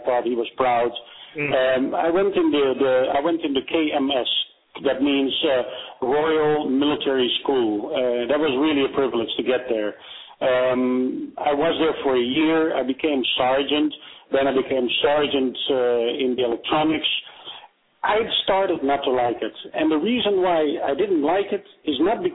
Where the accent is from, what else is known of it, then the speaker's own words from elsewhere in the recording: Amsterdam, North Holland, Netherlands; English is a second language; moved away as an adult; also born or lived in Bennekom, Netherlands; now in United States; when we moved from Amsterdam to a place called Bennekom